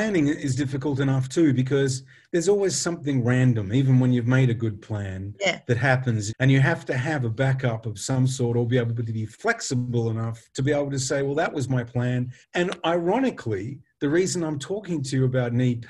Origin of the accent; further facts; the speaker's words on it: Western Australia, Australia; moved away; also born or lived in England; we're both Western Australians